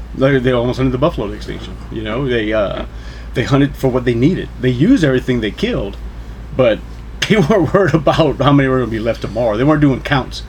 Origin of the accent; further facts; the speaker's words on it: New Iberia, Louisiana, United States; I'm from New Iberia, Louisiana. That's my hometown